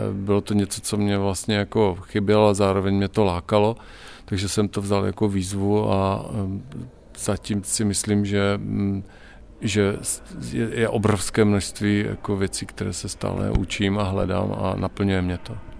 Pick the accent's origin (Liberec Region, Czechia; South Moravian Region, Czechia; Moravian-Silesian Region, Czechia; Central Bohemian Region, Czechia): Moravian-Silesian Region, Czechia; Ostrava; moved away as an adult; also born or lived in Brno / Prague; Já jsem Ostravák